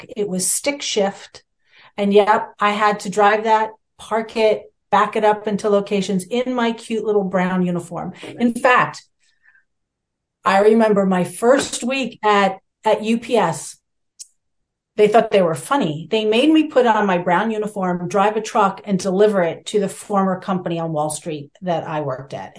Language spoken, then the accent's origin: English; New York City, New York, United States; I grew up in New York City in the boroughs, staring at, you know, downtown Manhattan most of my life